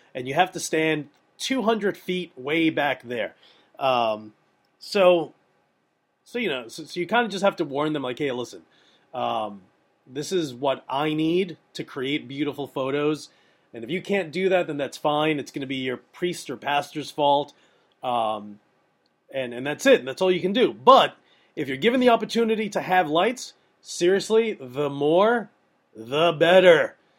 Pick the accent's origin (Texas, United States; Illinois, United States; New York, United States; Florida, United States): New York, United States; I'm from New York